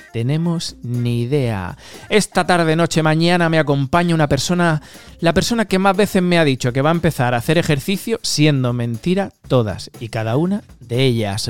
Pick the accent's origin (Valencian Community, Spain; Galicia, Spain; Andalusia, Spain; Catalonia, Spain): Andalusia, Spain; Almería; moved away as an adult; now in Norway; te pilla como a mí de Almería, que venía de un secarral